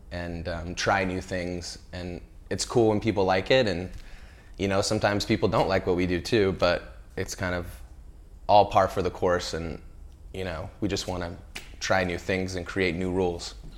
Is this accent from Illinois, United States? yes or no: no; Central California, United States; I grew up in California, and, you know, when you're a kid growing up in, like, Central California